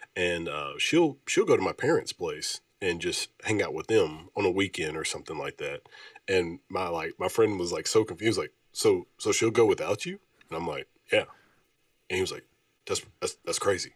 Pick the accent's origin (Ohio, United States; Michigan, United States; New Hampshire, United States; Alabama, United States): Alabama, United States; Oneonta; now in Memphis, United States; I'm from Oneonta, Alabama.